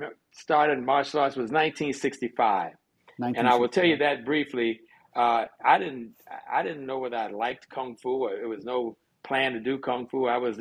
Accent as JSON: {"language": "English", "town": "Washington", "region": "District of Columbia", "country": "United States", "also_born_or_lived": "West Virginia / Virginia", "said": "Well, you know, I like to say I'm from Washington, D.C. That's where I started my martial arts career. But I've lived in Virginia. I've lived in West Virginia."}